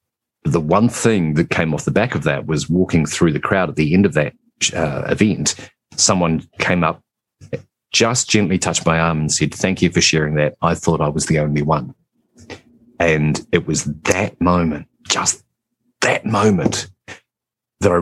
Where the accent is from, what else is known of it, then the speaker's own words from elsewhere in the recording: New Zealand; also born or lived in England; So I live in New Zealand, but originally I was born in England. We immigrated here when I was just a small child.